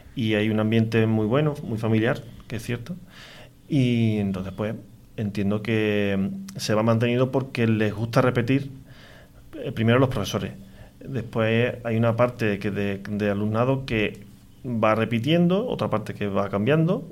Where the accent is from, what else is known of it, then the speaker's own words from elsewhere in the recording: Galaroza, Andalusia, Spain; yo soy de Galaroza